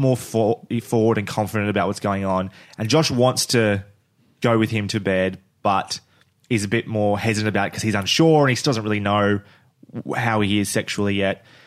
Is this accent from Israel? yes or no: no; Australia; we're Australian